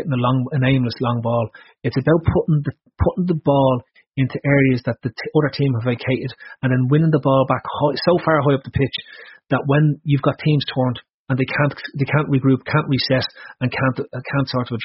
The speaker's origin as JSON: {"language": "English", "country": "Ireland", "tie": "born or raised there", "said": "as an Irish kid"}